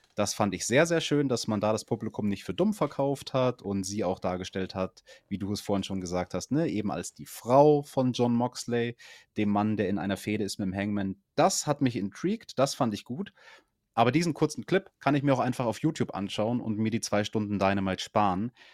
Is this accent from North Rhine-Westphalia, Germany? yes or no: no; Bavaria, Germany; bei uns in Bayern, das ist die schwierigste Schule